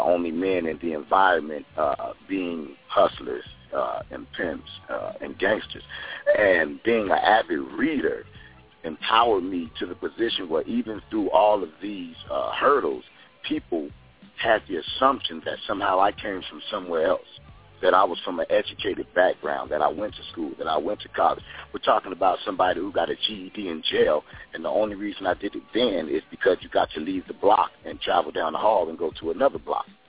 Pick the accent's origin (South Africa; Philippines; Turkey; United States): United States; Chicago, Illinois; I was uh, born and raised in Chicago